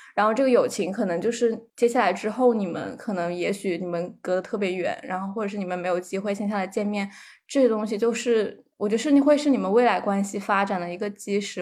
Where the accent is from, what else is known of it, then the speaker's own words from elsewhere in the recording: southern China, China; 我是个南方人